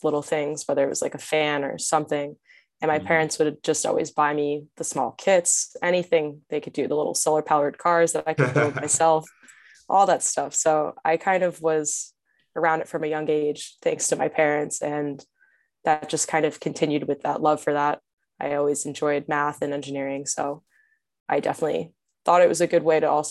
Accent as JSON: {"language": "English", "town": "Matawan", "region": "New Jersey", "country": "United States", "tie": "born or raised there", "said": "I grew up in Mattawan, so it was still a very diverse town"}